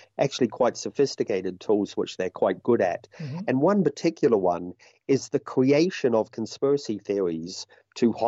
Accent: New Zealand; my home country

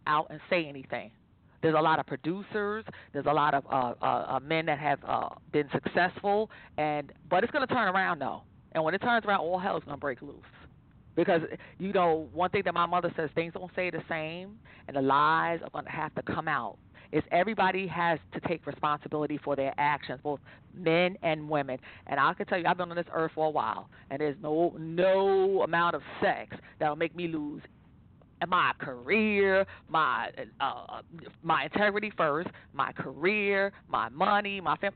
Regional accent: New York City, New York, United States; I'm originally from Staten Island

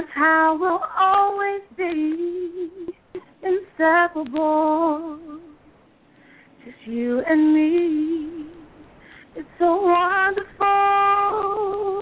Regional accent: Irvington, New Jersey, United States; now in Orange, United States; I'm from Irvington, New Jersey, but currently I live in Orange

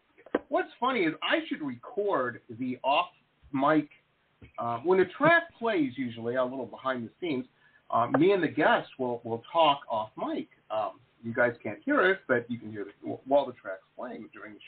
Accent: United States; I'm an American

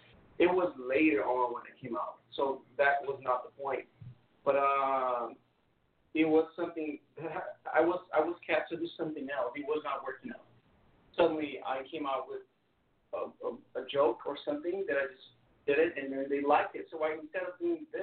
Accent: Brazil; moved away; I'm from Brazil, which is the third largest capital in Brazil.

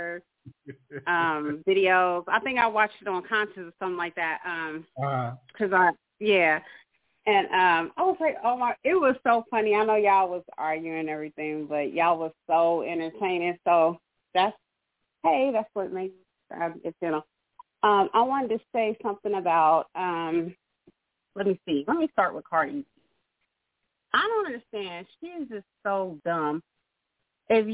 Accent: Dayton, Ohio, United States; my hometown, Dayton, Ohio

